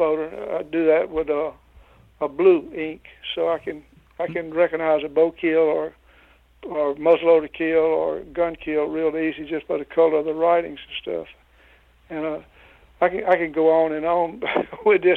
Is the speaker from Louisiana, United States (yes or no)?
yes; Louisiana, United States; born or raised there